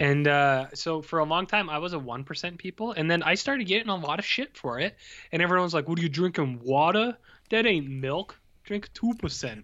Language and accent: English; Canada; I'm from Canada